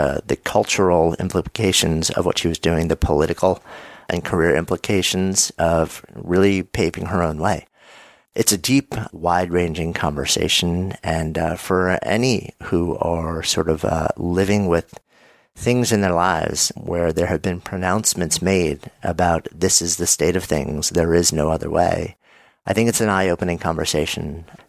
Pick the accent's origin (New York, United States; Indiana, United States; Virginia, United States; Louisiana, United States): New York, United States; I grew up right outside of New York City.